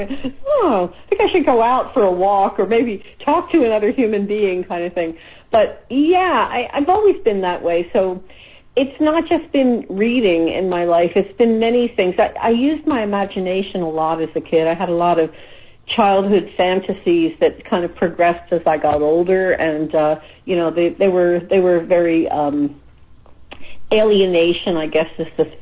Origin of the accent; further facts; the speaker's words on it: Philadelphia, Pennsylvania, United States; I grew up in Philadelphia. I was born in the U.S.